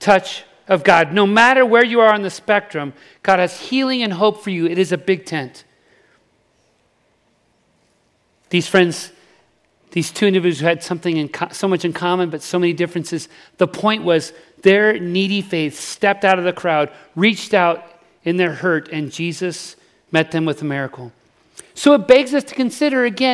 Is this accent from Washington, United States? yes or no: no; Salt Lake City, Utah, United States; I grew up in Salt Lake City, actually